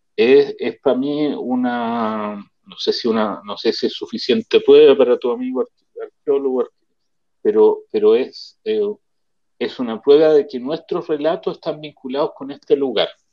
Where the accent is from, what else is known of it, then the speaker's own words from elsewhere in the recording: Chile; moved away as an adult; now in Israel; todos venimos de Chile, que es un clima distinto